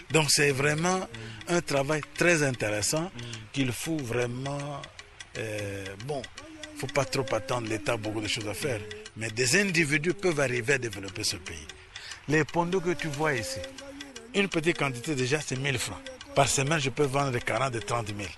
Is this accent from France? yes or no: no; Leverville, Kwilu, DR Congo; born there; moi je suis né à Leverville, à Losanga, où euh, on vivait la production de l'huile de palme. À ce moment-là, vous savez, notre pays était le premier exportateur d'huile de palme.